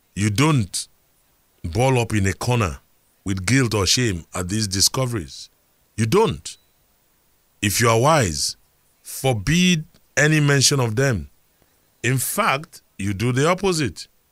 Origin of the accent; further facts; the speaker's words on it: Lagos, Nigeria; I remember growing up in Surulere, where we had a health center in Gbaja.